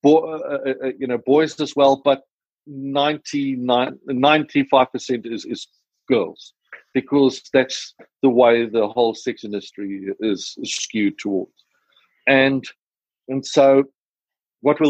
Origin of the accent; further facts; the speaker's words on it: South Africa; accent: South African; my South African accent